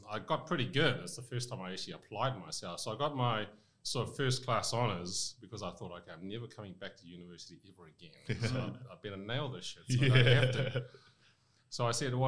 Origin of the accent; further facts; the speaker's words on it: Rotorua, Bay of Plenty, New Zealand; also born or lived in Vietnam / Hong Kong / Te Puke / Waikato; I grew up in Rotorua and then Te Puke, and I studied in Waikato.